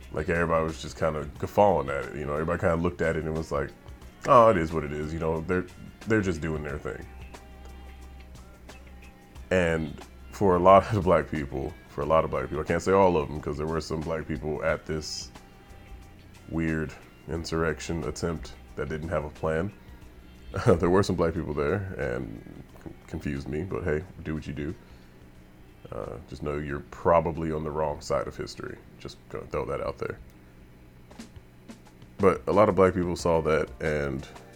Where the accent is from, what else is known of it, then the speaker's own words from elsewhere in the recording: United States; that is our right as American citizens. That is our right as American people